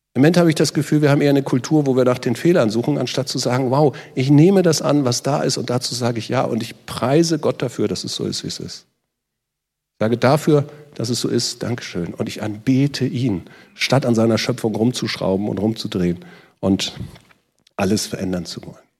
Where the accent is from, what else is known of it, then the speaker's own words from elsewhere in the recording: Northern Germany, Germany; Ich bin in Norddeutschland aufgewachsen, wir sind Schlitten gefahren von den Deichen.